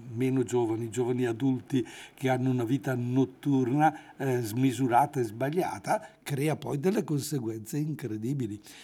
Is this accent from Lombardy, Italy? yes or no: yes; Erbusco, Lombardy, Italy; io sono originario di Spina del Busco